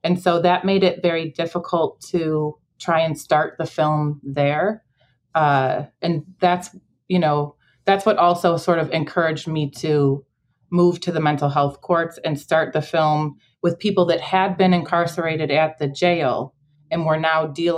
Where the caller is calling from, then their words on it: Chicago, Illinois, United States; I'm in Chicago, on the west side.